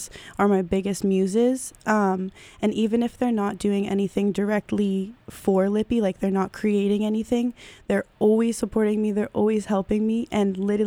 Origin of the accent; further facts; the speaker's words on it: Amherst, Massachusetts, United States; I grew up in Amherst and now go to UMass Amherst.